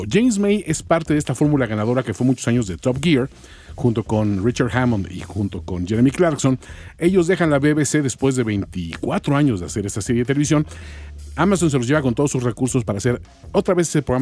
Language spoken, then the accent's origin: Spanish; Chilango, Mexico City, Mexico; los norteños que nos dicen chilango